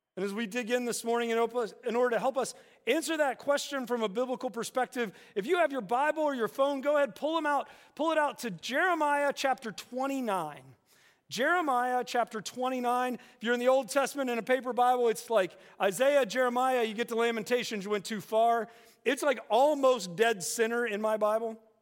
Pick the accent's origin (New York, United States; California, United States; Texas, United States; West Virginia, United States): West Virginia, United States; growing up in West Virginia